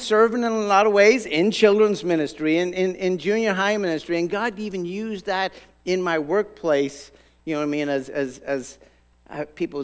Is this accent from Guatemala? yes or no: no; Ireland; moved away as an adult; now in United States; I grew up in Ireland.